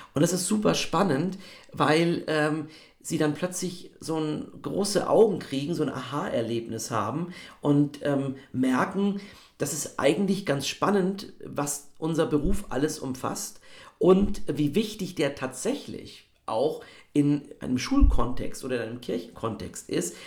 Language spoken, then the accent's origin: German; Bavaria, Germany; Ich komme ja aus Bayern